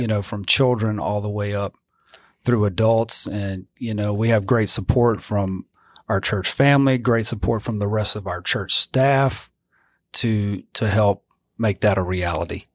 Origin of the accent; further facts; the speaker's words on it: Zachary, Louisiana, United States; also born or lived in Eunice, Louisiana; I grew up, uh, in Zachary, Louisiana